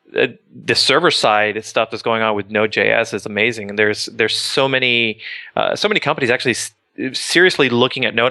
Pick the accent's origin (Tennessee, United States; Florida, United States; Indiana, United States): Florida, United States; Miami; also born or lived in Boca Raton, Florida; I grew up in Miami